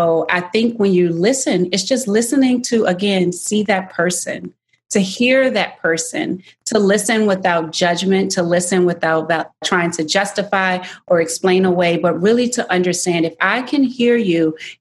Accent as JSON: {"language": "English", "region": "Virginia", "country": "United States", "tie": "born or raised there", "said": "I grew up in Virginia"}